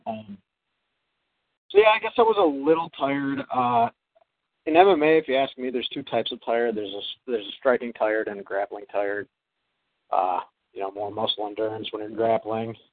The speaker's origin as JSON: {"language": "English", "town": "Green Bay", "region": "Wisconsin", "country": "United States", "tie": "born or raised there", "said": "my hometown"}